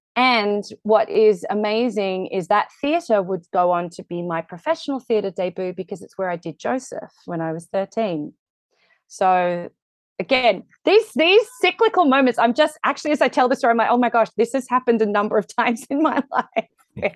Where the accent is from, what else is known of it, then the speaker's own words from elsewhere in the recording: Australia; moved away; I'm very Australian